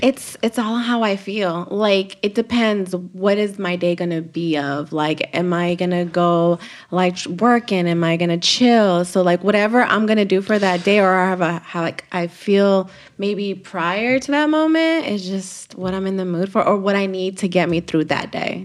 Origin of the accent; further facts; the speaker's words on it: Los Angeles, California, United States; Korean town